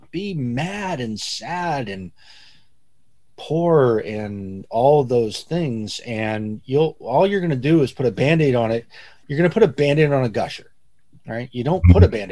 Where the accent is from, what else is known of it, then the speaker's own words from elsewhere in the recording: Midwest, United States; I um I grew up in the Midwest, right? So I spent my summers on a farm in Ohio.